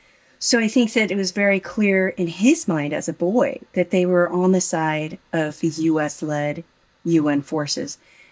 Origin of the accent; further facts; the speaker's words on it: United States; I was born and raised in the United States